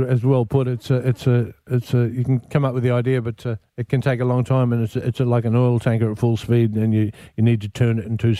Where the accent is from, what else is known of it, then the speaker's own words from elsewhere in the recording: Alice Springs, Northern Territory, Australia; born and raised in Alice Springs